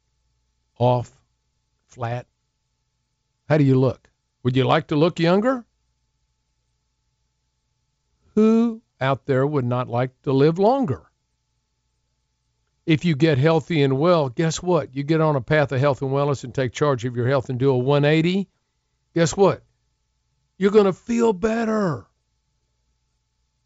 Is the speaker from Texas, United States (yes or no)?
yes; Houston, Texas, United States; I grew up in Houston.